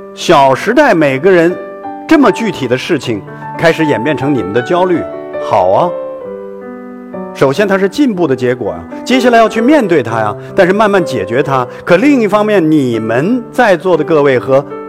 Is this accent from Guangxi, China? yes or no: no; Hailar, Inner Mongolia, China; 回到了我们在海莱尔的家